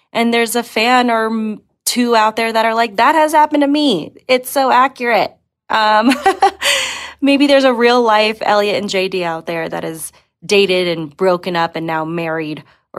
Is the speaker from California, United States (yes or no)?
no; Denver, Colorado, United States; I'm from Denver, Colorado.